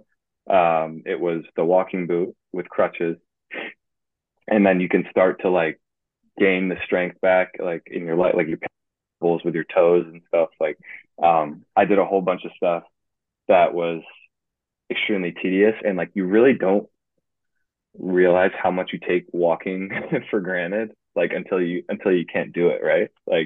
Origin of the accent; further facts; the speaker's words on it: Guilderland, New York, United States; I'm from Guilderland, New York